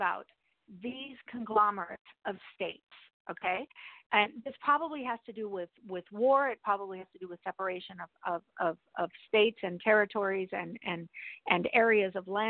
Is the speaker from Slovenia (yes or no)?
no; Mexico; born there; I was born in Mexico, and a lot of people call me white.